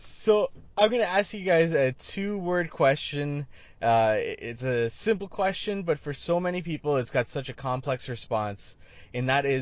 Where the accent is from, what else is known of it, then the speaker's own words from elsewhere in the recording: Canada; I'm from Canada